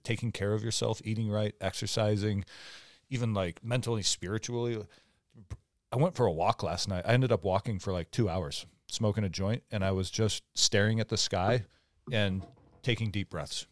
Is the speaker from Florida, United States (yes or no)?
no; Omak, Washington, United States; I grew up in Omac, Washington, where it's, like, really economically depressed